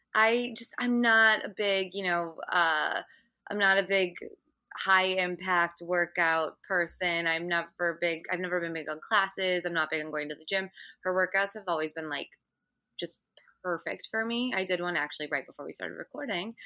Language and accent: English; Michigan, United States; now in New York City, United States; I'm from Michigan